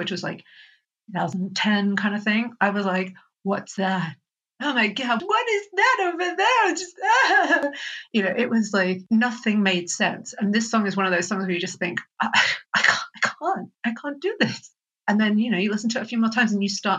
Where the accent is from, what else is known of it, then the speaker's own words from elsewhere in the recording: Australia; I'm Australian